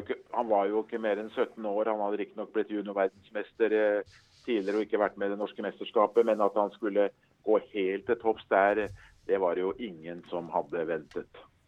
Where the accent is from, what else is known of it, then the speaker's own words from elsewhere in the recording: Skedsmo, Akershus, Norway; jeg husker jeg satt hjemme i Skedsmo